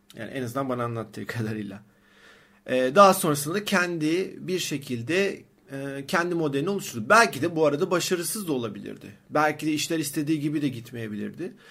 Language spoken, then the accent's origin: Turkish; Sakarya, Turkey; moved away as an adult; also born or lived in Istanbul; aslında Sakaryalıyım